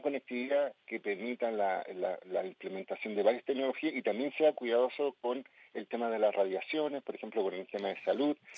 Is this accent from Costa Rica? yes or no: no; Viña del Mar, Valparaíso, Chile; yo soy de Santa Inés